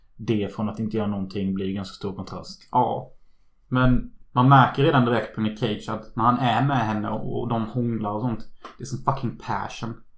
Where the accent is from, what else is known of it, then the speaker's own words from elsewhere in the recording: Unnaryd, Halland County, Sweden; moved away; När jag är hemma i Unnaryd